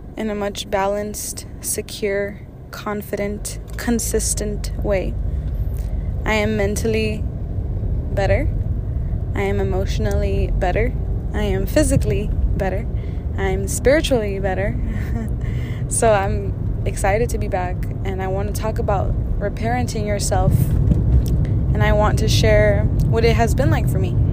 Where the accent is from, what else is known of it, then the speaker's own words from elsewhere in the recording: Brownsville, Texas, United States; also born or lived in San Antonio, Texas; moved back down to my hometown after three years to Brownsville